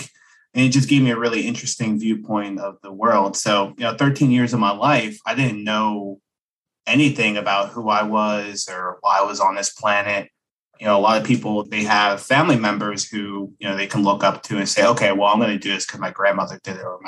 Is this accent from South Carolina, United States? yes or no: no; Philadelphia, Pennsylvania, United States; I was born in Philadelphia, this area called Kensington